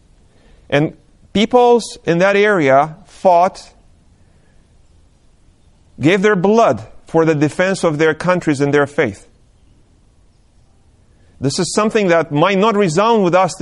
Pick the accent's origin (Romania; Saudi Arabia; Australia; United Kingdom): Romania; moved away; I was born and raised in Romania